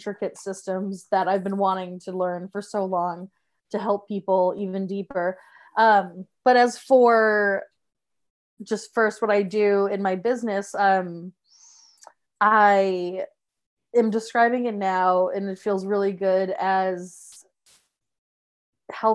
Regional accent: Massachusetts, United States; moved away as an adult; also born or lived in Salem, Massachusetts; now in Rhode Island, United States; I am from Massachusetts

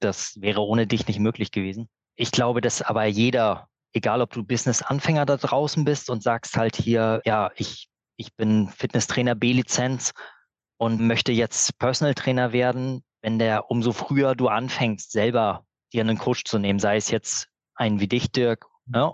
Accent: Berlin, Germany; now in Glücksburg, Germany; Ich komme auch ursprünglich aus Berlin

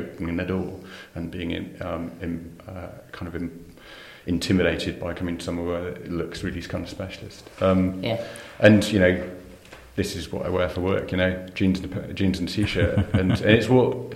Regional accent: Shrewsbury, West Midlands, United Kingdom; moved away; also born or lived in South East England / France / Colchester; I was born and brought up in Shrewsbury

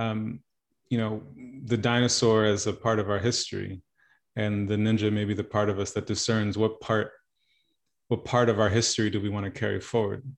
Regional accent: New York, United States; now in Los Angeles, United States; Born and raised in New York, child of Haitian immigrants

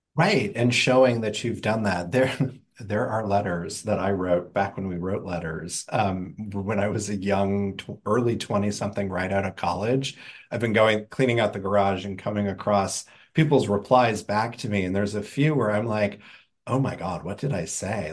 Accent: Indiana, United States; I grew up in Indiana

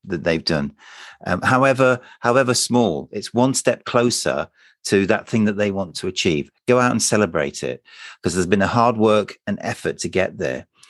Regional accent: United Kingdom; we're British

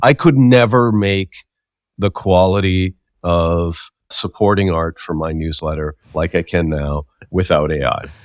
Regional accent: Saskatchewan, Canada; when I was growing up in Saskatchewan

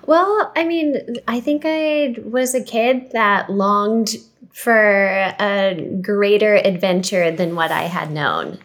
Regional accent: California, United States; growing up in California

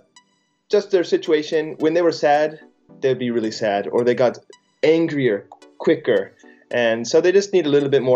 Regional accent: Pleasant Hill, California, United States; moved away as an adult; now in Sendai, Japan; I grew up just outside San Francisco, went to school in San Francisco.

